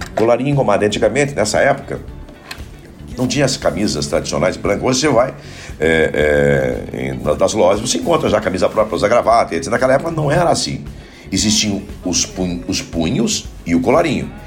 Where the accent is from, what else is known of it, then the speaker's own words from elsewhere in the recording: Paranaguá, Paraná, Brazil; also born or lived in Curitiba; Fiquei em Paranaguá, daí direto, é, quatro anos sem ver minha mãe